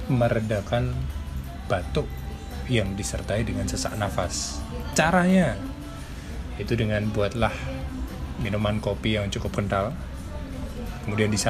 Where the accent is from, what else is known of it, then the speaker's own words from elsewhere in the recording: Yogyakarta, Special Region of Yogyakarta, Indonesia; born there; saya kan lahir di Jogja, orang Jawa.